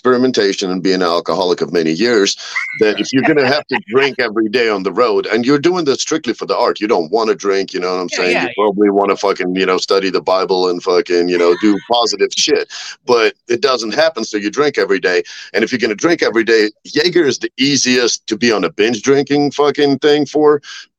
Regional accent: Russia; I'm from Russia

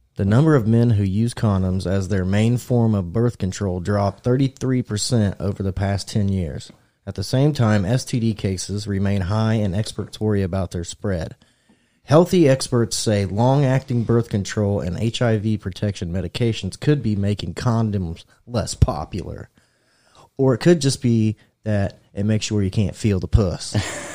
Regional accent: United States; I'm American

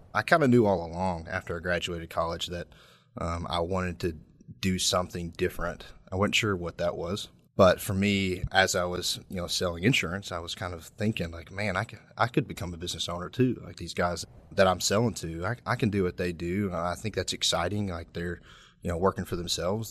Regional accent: Corbin, Kentucky, United States; also born or lived in London, Kentucky; from Corbin, Kentucky, which is Southeast Kentuck, Kentucky, technically. So, I went to high school at Corbin High School

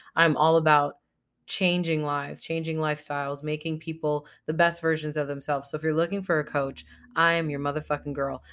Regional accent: United States; my nationality is I'm American. I was born in America

